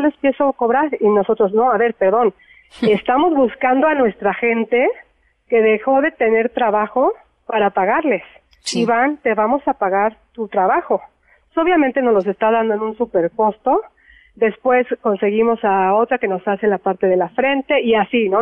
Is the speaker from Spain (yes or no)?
no; Mexico; somos los mexicanos